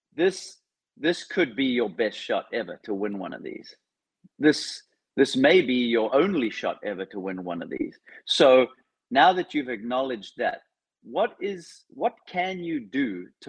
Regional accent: Cape Town, Western Cape, South Africa; I grew up in Cape Town, South Africa, which could quite possibly be the windiest place on earth.

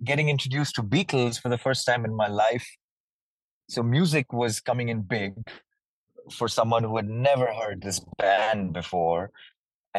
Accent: Dehradun, Uttarakhand, India; moved away as an adult; also born or lived in Delhi / Lucknow / Mumbai; I was born in Delhi, which is the capital of India. But I was never raised there. I was raised in a small city called Lucknow, which is in Uttar Pradesh, for a little part of my life. After which I switched and went to a city called Dehradun, which is in the mountains. It was a boarding school

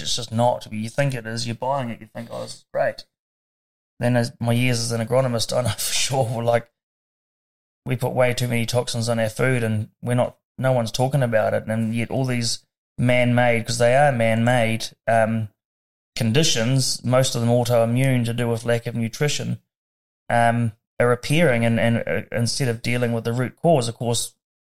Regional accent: Dunedin, Otago, New Zealand; I was born in Dunedin, 4 minutes before my sister

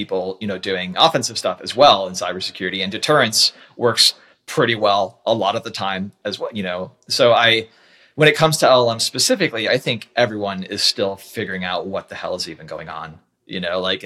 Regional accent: United States

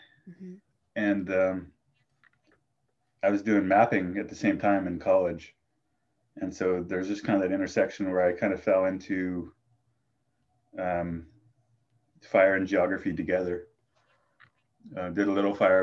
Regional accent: Lassen County, Northeastern California, United States; I grew up in Lassen County in Northeastern California.

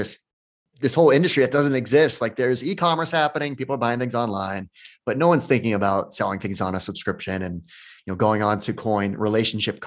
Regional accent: New Hampshire, United States; I grew up in New Hampshire.

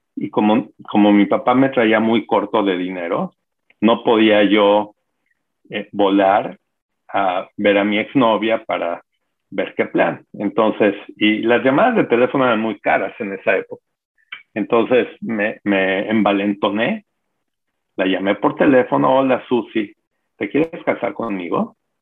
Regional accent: Mexico; also born or lived in Bronx, New York, United States; Cuando tenía yo dos años se movieron de regreso a México

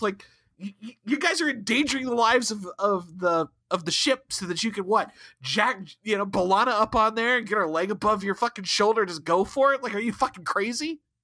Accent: Ohio, United States; both from Ohio

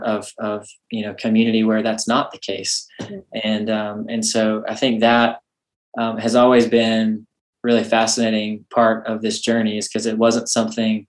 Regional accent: South Georgia, United States; I grew up in South Georgia, and so small town.

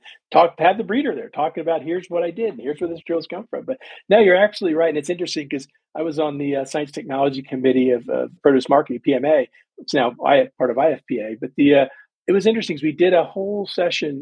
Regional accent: Washington, District of Columbia, United States; growing up where I grew up in Washington, D.C.

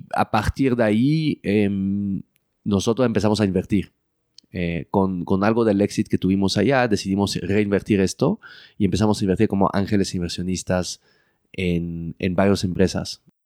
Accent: Belgium; moved away as an adult; also born or lived in Mexico City, Mexico; now in Mexico; crecí en Bélgica, viví toda mi vida en Bélgica

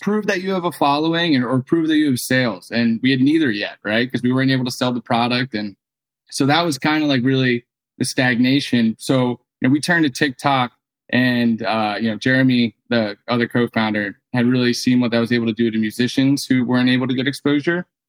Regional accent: New Jersey, United States; moved away as an adult; also born or lived in Santa Barbara; I grew up in New Jersey, right outside of Philly

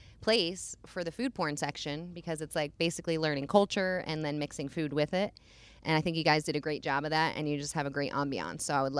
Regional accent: New Jersey, United States; now in Las Vegas, United States; Jersey family, love it.

